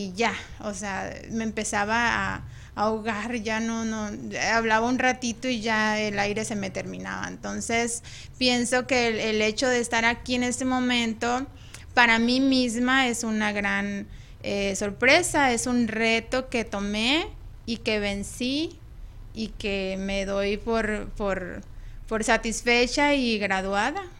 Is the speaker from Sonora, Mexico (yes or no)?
yes; Ciudad Obregón, Sonora, Mexico; moved away; yo soy de, de Obregón, Sonora. Soy de Sonora